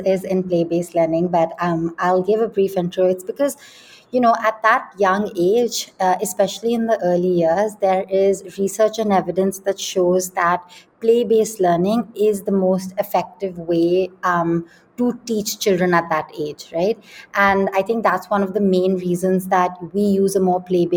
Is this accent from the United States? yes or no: no; Delhi, India; also born or lived in London; I grew up in Delhi, which again does not have very many green spaces.